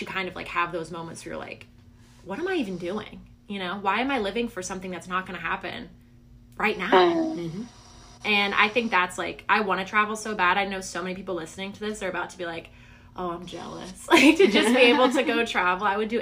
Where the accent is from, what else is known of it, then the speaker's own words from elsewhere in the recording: the Bible Belt, the South, United States; because we're from the Bible Belt.